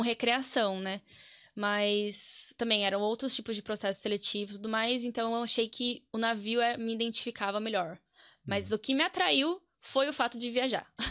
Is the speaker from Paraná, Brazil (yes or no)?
no; Piracicaba, São Paulo, Brazil; accent: caipira; Eu sou nascida em São Paulo, mas moro em Piracicaba, que é interior, desde os meus cinco anos. Então já hum. sou caipira